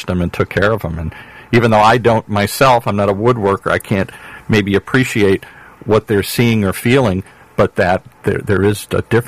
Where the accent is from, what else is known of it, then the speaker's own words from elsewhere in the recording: Michigan, United States; I grew up in Michigan